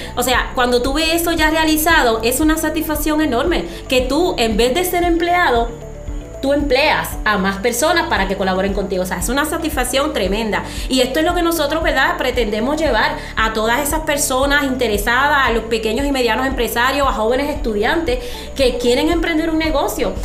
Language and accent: Spanish; Dominican Republic; yo soy dominicana, yo no vivo en Puerto Rico